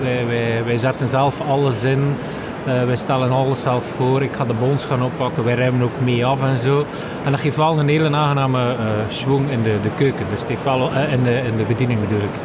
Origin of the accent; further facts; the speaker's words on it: Aalter, Flanders, Belgium; ik ben afkomstig van Aalter